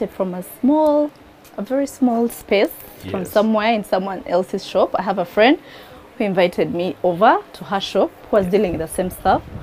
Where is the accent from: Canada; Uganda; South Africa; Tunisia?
Uganda; Kabale, Western Region; I come from Kabale.